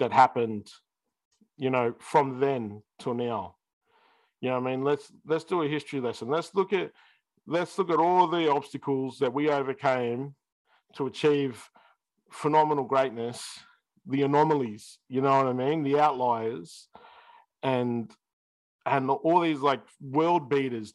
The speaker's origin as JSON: {"language": "English", "country": "Australia", "said": "we're Australian"}